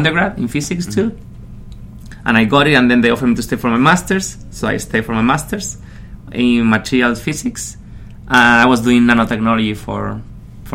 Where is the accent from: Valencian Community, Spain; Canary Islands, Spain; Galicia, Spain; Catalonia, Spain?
Canary Islands, Spain; English is a second language; moved away as an adult; also born or lived in Madrid, Spain / Manhattan, Kansas, United States; now in United States; I was born and raised in the Canary Islands